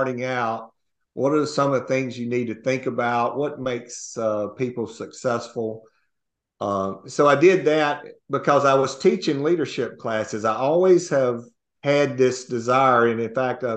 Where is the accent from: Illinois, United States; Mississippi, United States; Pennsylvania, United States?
Mississippi, United States; North; also born or lived in Houston, Texas; I grew up in North Mississippi and rural Mississippi